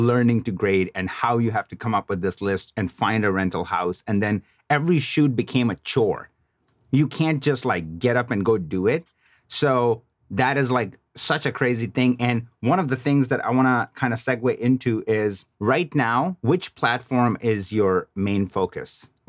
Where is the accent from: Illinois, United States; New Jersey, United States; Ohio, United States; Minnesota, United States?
Illinois, United States; Chicago; I mean, I'm originally from Chicago.